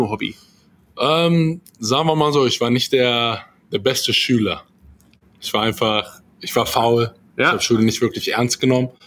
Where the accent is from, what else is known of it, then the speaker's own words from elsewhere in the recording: Salzgitter, Lower Saxony, Germany; Salzgitter vor genau ein bisschen mehr als 30 Jahren. Ja. Ja, nichts Besonderes eigentlich mit aufgewachsen.